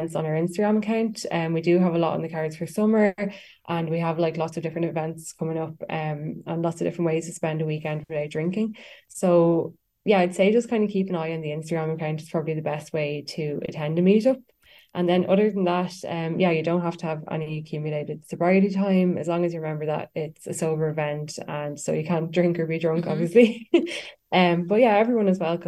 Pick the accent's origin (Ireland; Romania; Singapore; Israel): Ireland; Westmeath, Leinster; also born or lived in Dublin; I'm actually from Westmeath, but I would travel to Dublin a lot and I have lived there over the years.